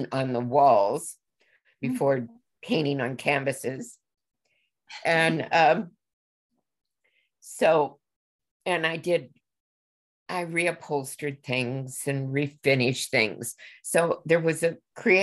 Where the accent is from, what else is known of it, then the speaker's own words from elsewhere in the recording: Illinois, United States; now in Minnesota, United States; born and raised in Illinois and have lived in Minnesota seemingly forever.